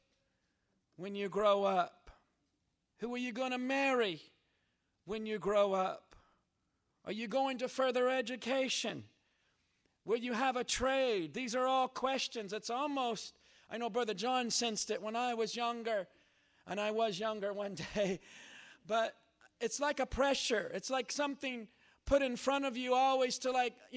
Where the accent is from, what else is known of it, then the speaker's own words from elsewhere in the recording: Jeffersonville, Indiana, United States; moved away; I was raised up in Jeffersonville, Indiana